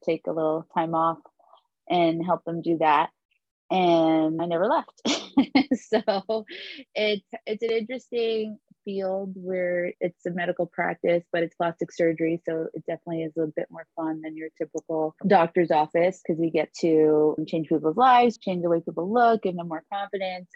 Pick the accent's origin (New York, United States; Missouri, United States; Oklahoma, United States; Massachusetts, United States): New York, United States; moved away as an adult; now in Miami, United States; I'm an attorney from New York